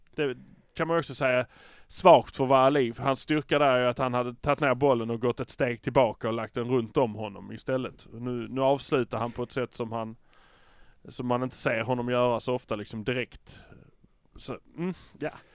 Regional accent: Malmö, Skåne, Sweden; vi är från Malmö

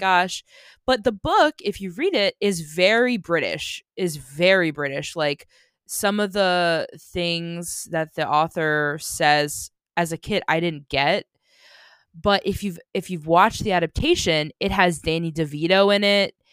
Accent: United States; I'm obnoxiously American

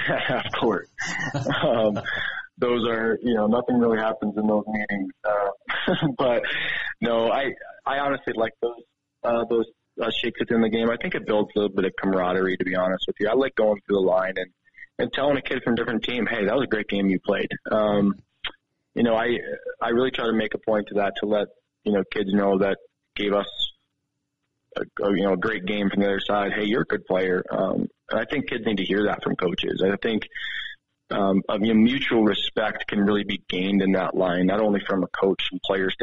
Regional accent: Rochester, New York, United States; now in Helena, United States; I grew up in Rochester, New York

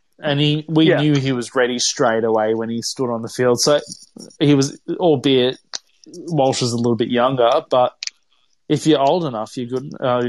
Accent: Queensland, Australia; as a Queenslander

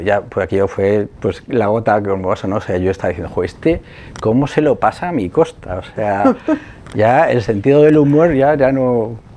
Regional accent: Madrid, Community of Madrid, Spain; me crié en, Vallecas, en Madrid

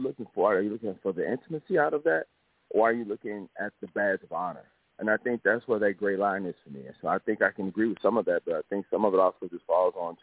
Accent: Chicago, Illinois, United States; I'm from Chicago, do mental health, Northwest Indiana to Chicago, between both states

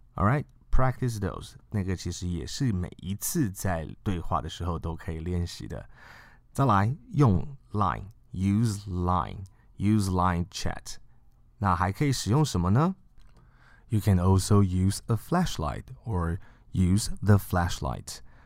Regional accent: China; 我们中国人

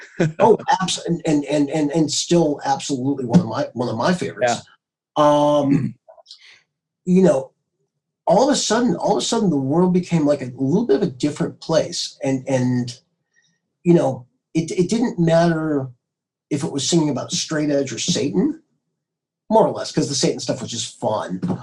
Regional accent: Marblehead, Massachusetts, United States; now in Southern California, United States; growing up in the Boston area

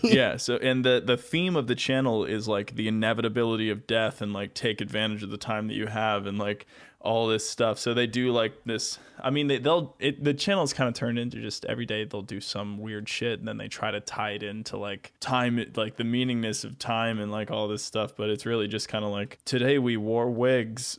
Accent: United States; being an American

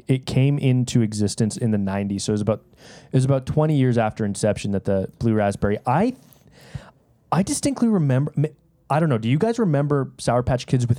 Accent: Canada; we're all Canadian. We're all made in Canada.

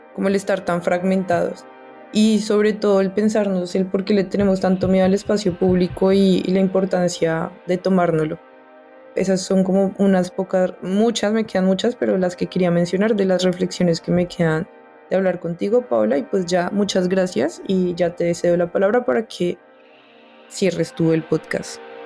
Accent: Colombia; porque soy colombiano

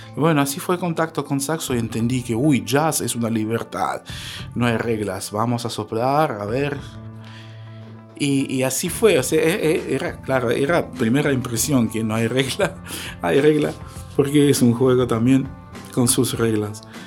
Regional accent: North Ossetia–Alania, Russia; Spanish is a second language; moved away as an adult; also born or lived in Moscow, Russia; now in Patagonia, Argentina; somos osetianos, ¿no? Osetia del Norte, Alania se llaman

